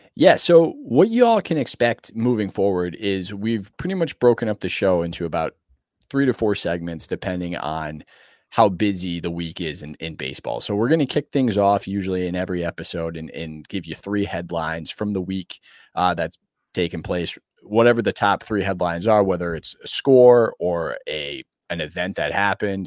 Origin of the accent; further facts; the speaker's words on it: Connecticut, United States; I was born and raised in Connecticut